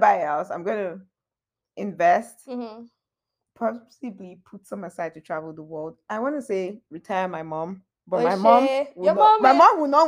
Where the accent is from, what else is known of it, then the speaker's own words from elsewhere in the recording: Lagos, Nigeria; now in Toronto, Canada; growing up in Lagos